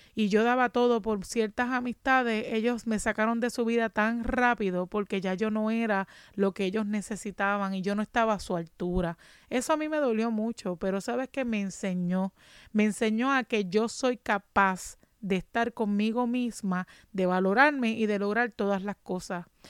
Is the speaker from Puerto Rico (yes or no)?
yes; Ponce, Puerto Rico; moved away as an adult; also born or lived in Juana Díaz, Puerto Rico; now in Massachusetts, United States; en Ponce, me mudé a Juana Díaz y de Juana Díaz cuando vino María perdí mi casa